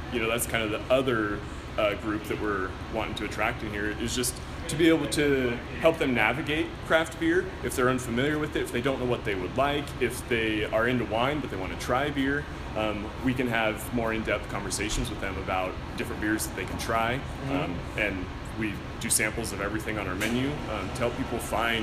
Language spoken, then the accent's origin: English; Craigmont, Idaho, United States; also born or lived in Moscow, Idaho; we grew up in Craigmont, which is about like an hour south of here up on the prairie.